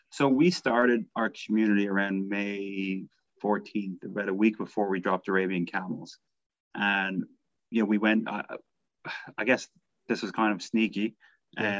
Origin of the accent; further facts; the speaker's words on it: Ireland; I'm Irish, so you know my wife's my wife's from Manchester